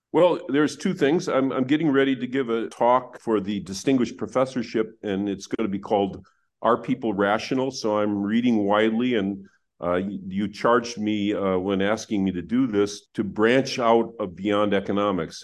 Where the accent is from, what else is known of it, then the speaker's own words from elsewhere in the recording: Wisconsin, United States; I grew up in Wisconsin